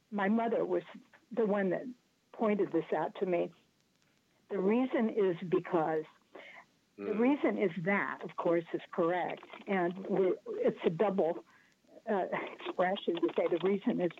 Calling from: Greenwich, Connecticut, United States; I'm calling from Greenwich, Connecticut

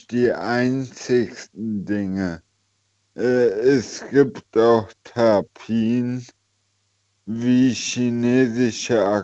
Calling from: Eifel, Germany; Äh, ich komme aus der Eifel.

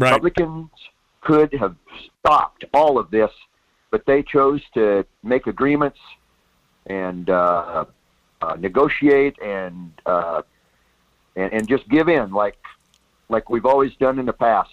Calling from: Soldotna, Alaska, United States; I'm calling from down in Soldotna.

